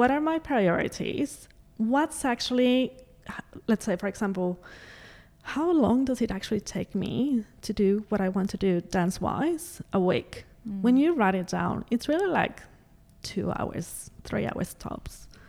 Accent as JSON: {"language": "English", "country": "Mexico", "tie": "born or raised there", "also_born_or_lived": "Canada / United States / Adelaide, Australia", "moved": "yes", "lives_now": "Australia", "said": "I grew up in Mexico, but I also had the opportunity to dance in other countries"}